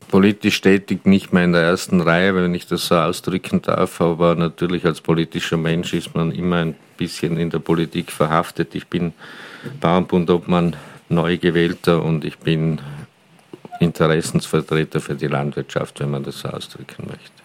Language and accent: German; Galtür, Tyrol, Austria; moved away as an adult; also born or lived in Hall in Tirol; now in Vienna, Austria; geboren in Galtür in Tirol, dort aufgewachsen, dann eine Station in Hall in Tirol gemacht mit Matura und seit 33 Jahren in Wien lebend